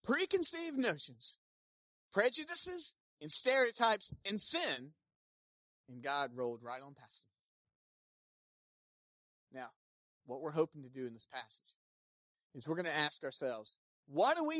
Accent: Smithfield, North Carolina, United States; I grew up in Smithfield, North Carolina

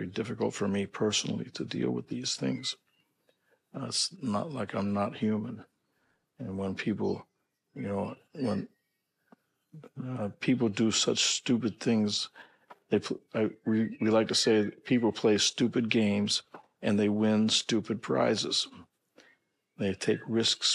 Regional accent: St. Louis, Missouri, United States; I grew up in St. Louis

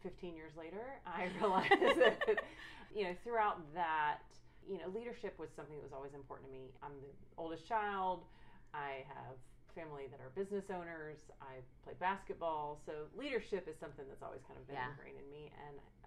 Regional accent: Marietta, Georgia, United States; moved away as an adult; now in Dallas, United States; I'm originally from Atlanta, Georgia area, Marietta, Georgia to be specific

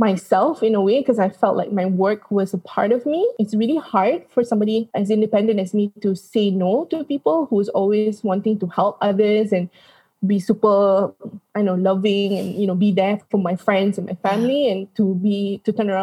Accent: Kuala Lumpur, Malaysia; also born or lived in London; So obviously I grew up in Malaysia. I went to school and did my primary, secondary education here, even went to college here.

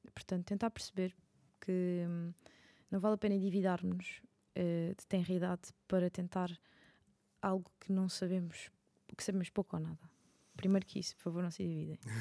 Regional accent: Madeira, Portugal; eu sou da Madeira

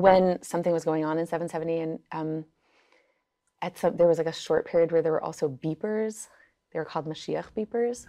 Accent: New York City, New York, United States; first language Yiddish; English is a second language; I grew up in Crown Heights, Brooklyn

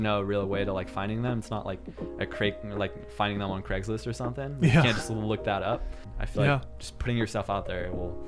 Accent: Quebec, Canada

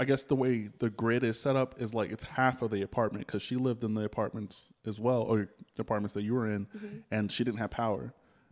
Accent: Pflugerville, Texas, United States; growing up in Pflugerville

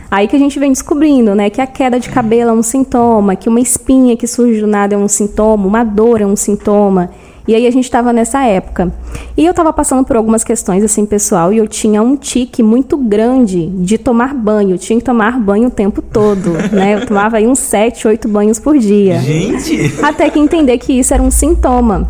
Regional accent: São Gabriel da Palha, Espírito Santo, Brazil; sou original de São Gabriel da Palha, né? Nasci aqui mesmo. E sempre estudei aqui também

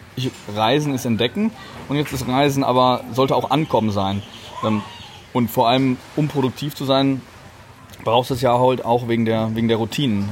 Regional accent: Germany; soy de Alemania. Ich bin aus Deutschland

